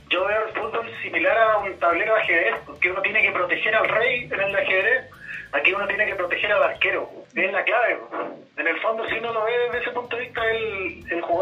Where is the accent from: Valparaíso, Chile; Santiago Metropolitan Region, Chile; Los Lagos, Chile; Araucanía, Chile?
Los Lagos, Chile; Ancud; yo soy originario de Ancud.